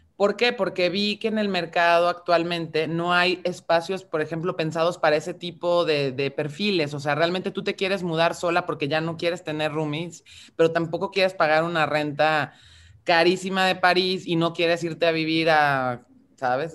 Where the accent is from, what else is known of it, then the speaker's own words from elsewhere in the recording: Mexico; tenemos por contexto identitario como mexicanas, como mexicanos